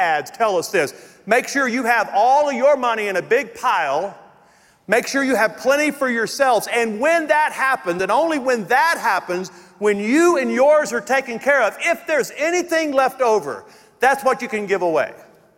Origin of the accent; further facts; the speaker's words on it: Louisiana, United States; moved away as an adult; now in Colorado, United States; I'm from Louisiana.